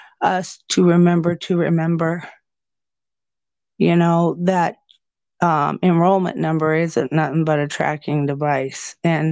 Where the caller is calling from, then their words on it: Nebraska, United States; especially where I'm speaking to you from, I'm speaking from Nebraska